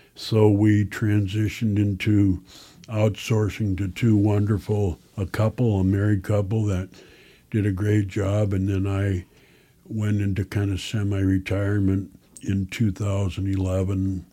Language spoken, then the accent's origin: English; Chancellor, South Dakota, United States; now in Sioux Falls, United States; From a little town southwest of here called Chancellor. I was the last class to graduate